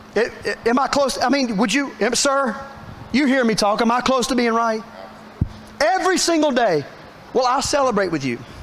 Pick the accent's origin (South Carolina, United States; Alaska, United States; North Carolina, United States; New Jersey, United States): North Carolina, United States; Statesville; I was born on Park Drive, which is true. My father delivered me on Park Drive in Statesville